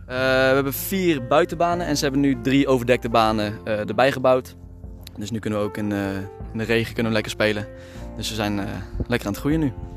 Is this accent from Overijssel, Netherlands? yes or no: no; Veghel, North Brabant, Netherlands; also born or lived in Maastricht; now in Amsterdam, Netherlands; Ik woon in Amsterdam. Geboren in Maastricht, verhuisd naar Veghel